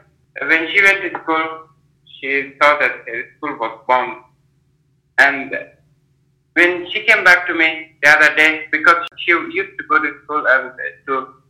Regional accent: Afghanistan; moved away as an adult; now in India; I'm from Afghanistan, and right now I'm staying in India, studying social entrepreneurship course

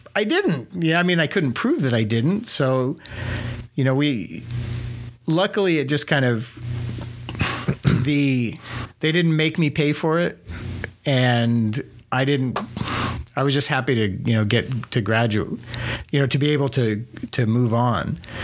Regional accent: New Mexico, United States; also born or lived in Ruidoso, New Mexico; growing up in New Mexico, my dad had a little shed on the side of the house

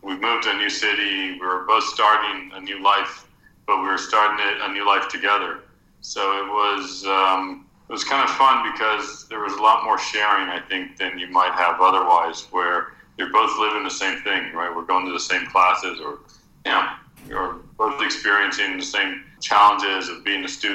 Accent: Florida, United States; moved away as an adult; now in Costa Rica; my family was originally from Costa Rica, but even though we grew up in Florida

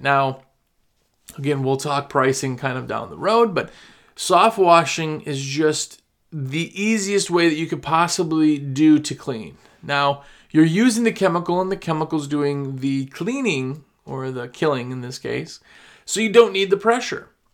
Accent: Wisconsin, United States; now in the US South; I'm from Wisconsin

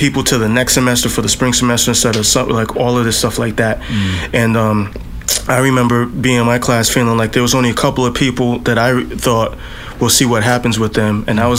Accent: Boston, Massachusetts, United States; also born or lived in Providence; Well, I was born in Providence, and then I lived in Back Bay for like most of the time, like pretty close to Berkeley and to Fenway Park and all of that.

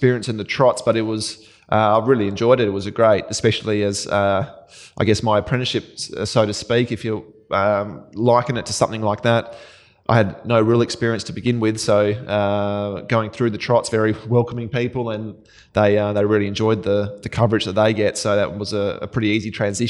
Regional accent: Kalgoorlie, Western Australia, Australia; moved away as an adult; also born or lived in Perth; I'm a Kalgoorlie boy, born and bred in Cal, grew up on a horse training property

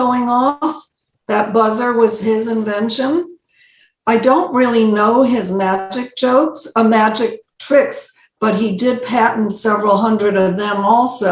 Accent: Bridgeport, Connecticut, United States; also born or lived in New Haven, Connecticut; I remember as a little girl, 5.5 years old, we're moving from New Haven to Bridgeport, from an apartment and to a bigger apartment.

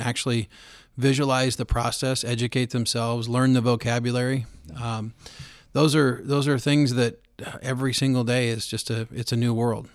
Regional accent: Roseburg, Oregon, United States; born and raised in Roseburg, Oregon

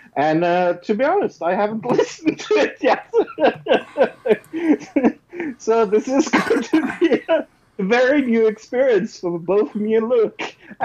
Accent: Norway; I'm from Norway.

